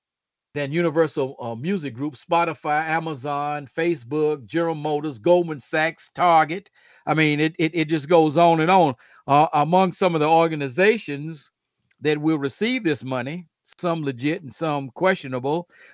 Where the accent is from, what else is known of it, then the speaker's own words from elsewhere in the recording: the South, United States; I have a very unusual experience for a person of African descent growing up in the United States and in the South.